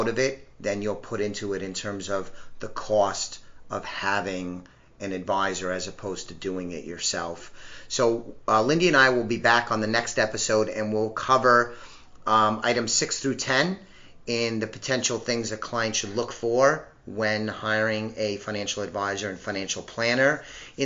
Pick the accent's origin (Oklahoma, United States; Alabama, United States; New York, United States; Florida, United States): New York, United States; I'm a New Yorker at heart